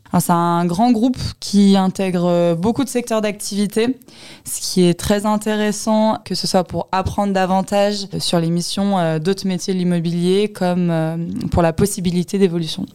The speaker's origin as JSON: {"language": "French", "town": "Sainte-Geneviève-des-Bois", "region": "Île-de-France", "country": "France", "tie": "born or raised there", "said": "j'ai grandi en région parisienne, dans l'Essonne et plus précisément dans la ville de Sainte-Geneviève-des-Bois"}